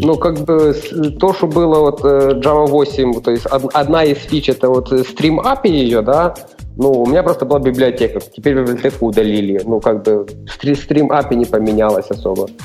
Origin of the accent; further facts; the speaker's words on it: Ternopil Oblast, Ukraine; first language Ukrainian; Russian is a second language; now in Chernivtsi, Ukraine; Родився на Тернопільщині, ще ж проживаю в Чернівцях